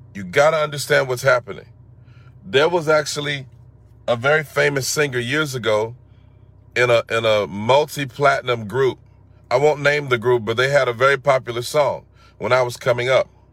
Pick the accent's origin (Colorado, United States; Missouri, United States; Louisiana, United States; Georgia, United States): Georgia, United States; Atlanta; growing up in Atlanta, we had a very strong music culture